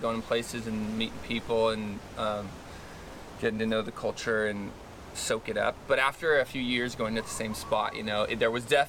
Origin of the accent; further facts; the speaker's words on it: Ojai, California, United States; We grew up in Ojai